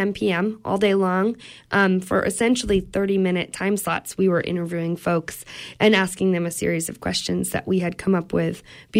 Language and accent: English; Stonington, Maine, United States; I grew up in Stonington, Maine, Deer Isle and Stonington, Maine